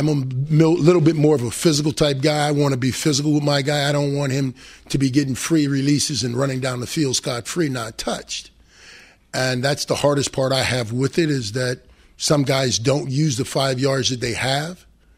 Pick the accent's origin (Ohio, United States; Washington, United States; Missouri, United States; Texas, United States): Ohio, United States; Cleveland; I grew up in Cleveland